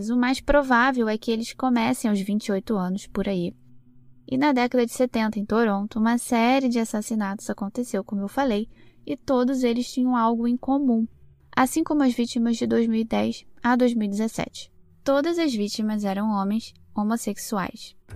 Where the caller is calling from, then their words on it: Palmas, Tocantins, Brazil; eu sou aqui do Tocantins, Palmas Tocantins